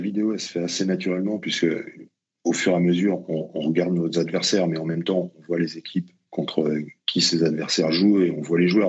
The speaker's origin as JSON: {"language": "French", "town": "Colombes", "region": "Île-de-France", "country": "France", "also_born_or_lived": "Essonne", "said": "je suis originaire de, de Colombe, donc j'ai connu qu'un seul club, c'était la Colombienne"}